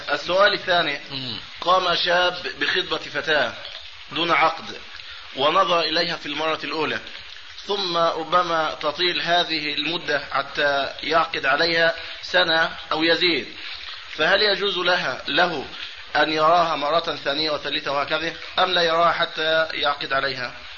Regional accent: Egypt; عندنا في مصر

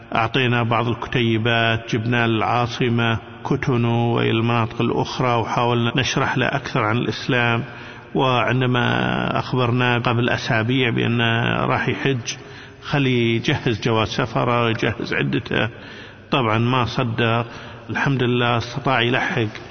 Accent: Kuwait; عندنا في الكويت

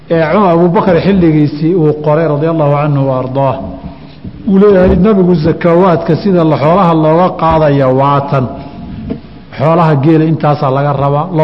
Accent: Somalia; soomaali haddaan nahayo

